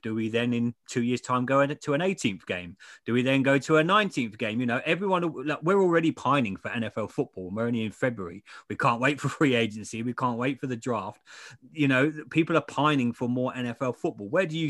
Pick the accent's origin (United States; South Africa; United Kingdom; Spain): United Kingdom; England; Yeah, I'm English.